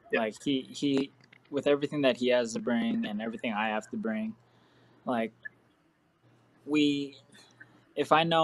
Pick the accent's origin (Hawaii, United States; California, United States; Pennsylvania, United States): Hawaii, United States; moved away; growing up in Hawaii